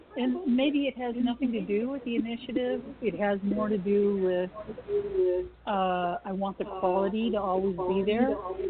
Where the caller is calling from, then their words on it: Tucson, Arizona, United States; Tucson, Arizona.